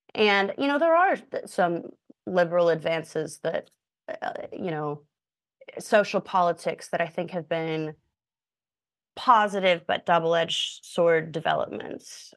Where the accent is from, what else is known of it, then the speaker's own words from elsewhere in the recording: Indiana, United States; moved away as an adult; now in New York, United States; I'm from Indiana, but I've moved to New York 'cause nothing going on in Indiana